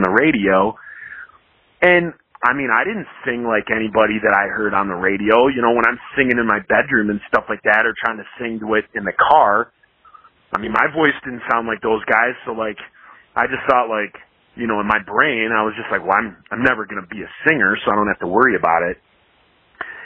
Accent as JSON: {"language": "English", "region": "Midwest", "country": "United States", "said": "I kind of grew up with the same thing. Like with the Midwest"}